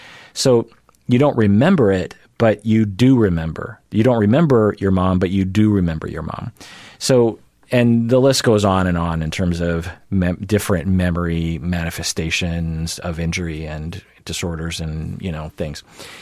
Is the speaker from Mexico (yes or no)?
no; Switzerland; Yes, I'm from Switzerland.